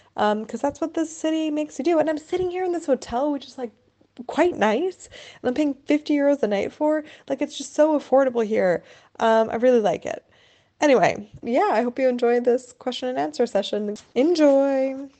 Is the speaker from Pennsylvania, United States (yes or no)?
yes; a little town outside of Philadelphia, Pennsylvania, United States; moved away as an adult; now in Freiburg, Germany; A little town outside of Philadelphia.